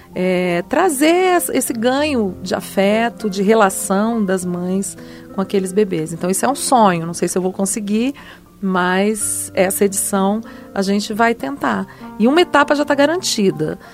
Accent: Brasília, Federal District, Brazil; eu cresci minha adolescência é, aqui em Brasília

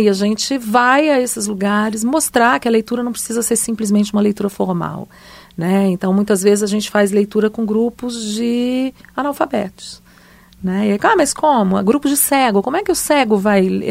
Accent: Brasília, Federal District, Brazil; eu cresci minha adolescência é, aqui em Brasília

